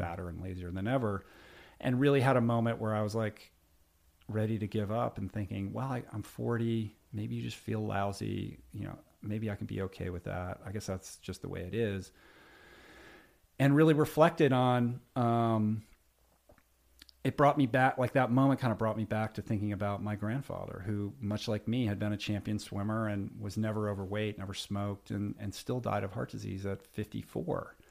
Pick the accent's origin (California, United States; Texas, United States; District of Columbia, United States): District of Columbia, United States; Washington; I grew up in Washington, D C